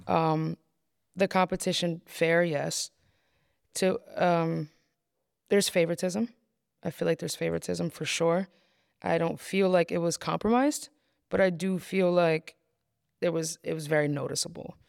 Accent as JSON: {"language": "English", "town": "Poughkeepsie", "region": "New York", "country": "United States", "tie": "born or raised there", "said": "growing up in Poughkeepsie, it's very small here"}